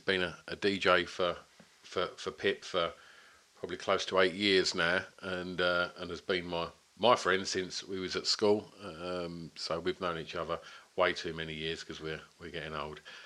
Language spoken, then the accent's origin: English; Essex, East of England, United Kingdom; born or raised there